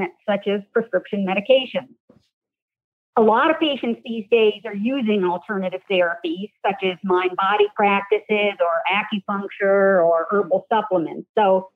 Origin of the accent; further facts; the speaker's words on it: D.C., Maryland suburbs of Washington, United States; moved away; also born or lived in Maine; I grew up in the Maryland suburbs of Washington, D.C.